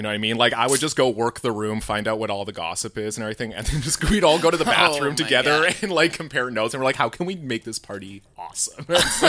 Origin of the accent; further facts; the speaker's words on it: Medicine Hat, Alberta, Canada; Medicine Hat, Alberta.